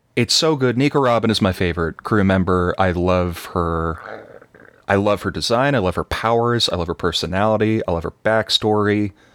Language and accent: English; Texas, United States; I'm from Texas